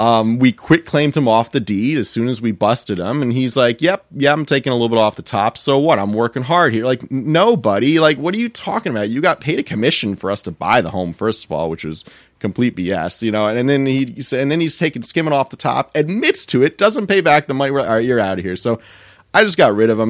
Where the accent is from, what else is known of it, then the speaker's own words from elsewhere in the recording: Millington, New Jersey, United States; I grew up in Millington, New Jersey